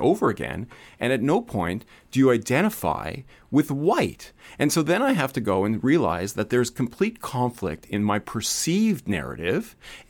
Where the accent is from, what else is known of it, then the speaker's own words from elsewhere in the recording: Canada; I don't identify with a regular white person and the experiences of growing up in Canada. I'm a first-generation Canadian